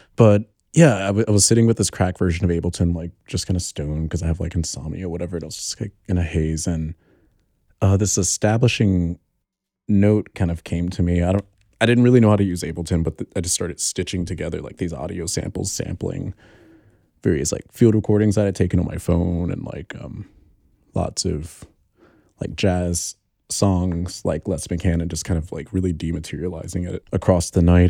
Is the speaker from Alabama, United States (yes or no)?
yes; Alabama, United States; moved away as an adult; now in New York, United States; I'm from Alabama, and, like, I grew up in the same neighborhood as Gucci Mane